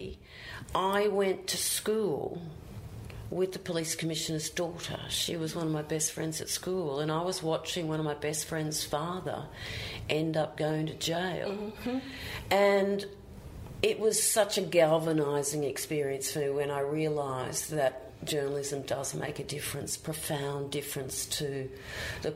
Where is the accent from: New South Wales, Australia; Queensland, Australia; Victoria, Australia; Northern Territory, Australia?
Queensland, Australia; Brisbane; moved away as an adult; also born or lived in Canberra; now in Sydney, Australia; my hometown